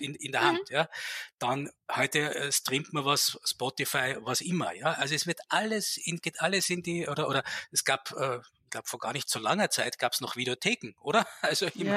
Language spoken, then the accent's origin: German; Tyrol, Austria; moved away as an adult; now in Vienna, Austria; Ich komme ursprünglich aus Tirol und ich hatte 20 Jahre meines Lebens einen Berg vor der Nase.